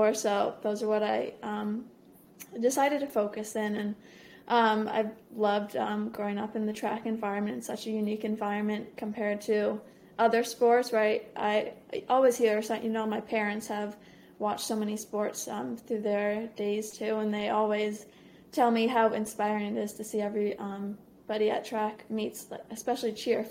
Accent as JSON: {"language": "English", "region": "Maine", "country": "United States", "tie": "born or raised there", "moved": "as an adult", "said": "growing up in Maine"}